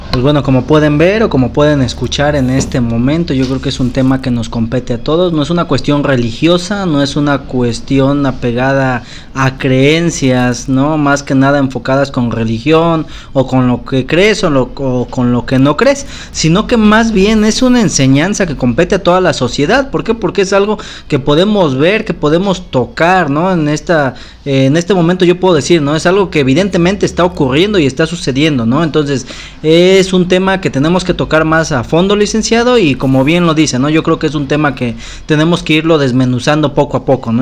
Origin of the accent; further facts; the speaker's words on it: Mexico; como mexicanos